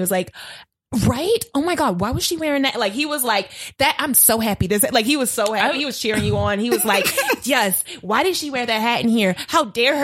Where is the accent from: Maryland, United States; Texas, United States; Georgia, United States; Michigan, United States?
Maryland, United States; Baltimore; now in Los Angeles, United States; I'm from Baltimore